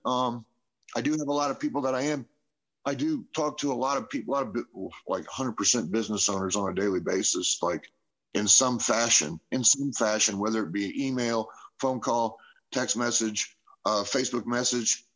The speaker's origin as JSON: {"language": "English", "town": "Indianapolis", "region": "Indiana", "country": "United States", "also_born_or_lived": "Carmel, Indiana / Noblesville, Indiana", "moved": "as an adult", "lives_now": "Shelbyville, United States", "said": "I'm from Indianapolis, Carmel, and Noblesville, majority of my life"}